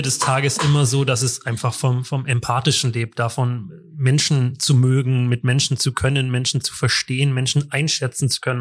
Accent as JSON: {"language": "German", "town": "Munich", "region": "Bavaria", "country": "Germany", "said": "ich komme aus München"}